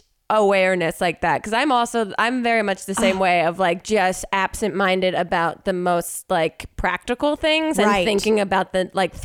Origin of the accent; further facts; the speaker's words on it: New Jersey, United States; now in Los Angeles, United States; I'm from Jersey